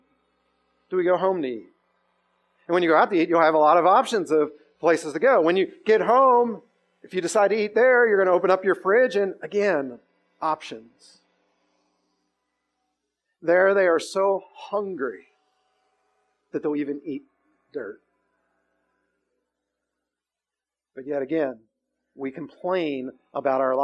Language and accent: English; United States